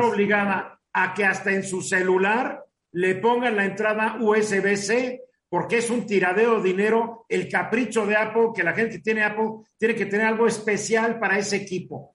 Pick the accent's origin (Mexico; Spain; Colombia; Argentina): Mexico; a los mexicanos comunes y corrientes